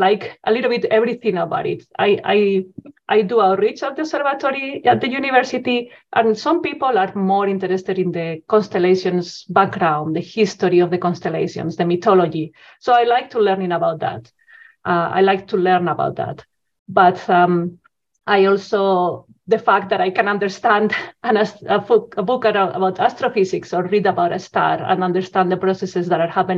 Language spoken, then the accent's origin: English; Spain; moved away as an adult; also born or lived in Zaragoza, Spain; now in Edmonton, Canada; Yes, so I'm originally from Spain. So I did the traditional school, high school in Spain.